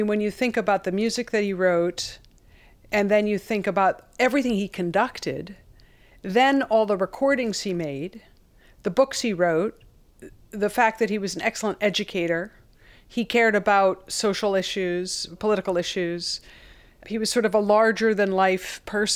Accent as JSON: {"language": "English", "town": "Becket", "region": "Massachusetts", "country": "United States", "said": "I was from Beckett, Mass. He couldn't believe that there was a composer from Beckett, Mass"}